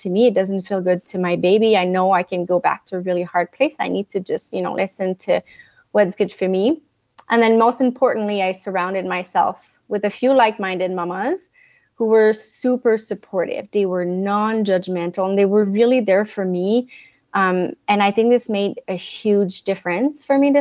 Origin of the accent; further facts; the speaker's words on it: Montreal, Quebec, Canada; first language French; English is a second language; now in Northern California, United States; I am from Montreal, Canada. So my accent, if you hear it, is my first language is French, but I now live in a beautiful mountain town in Northern California